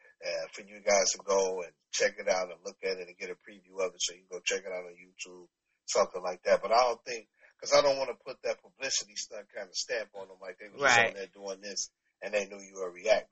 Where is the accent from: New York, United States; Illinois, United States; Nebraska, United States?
Illinois, United States; Chicago; I'm from Preston Park. I'm from right before you get to the Hunters. So, from 91st to 95th Street, Preston Park, that's me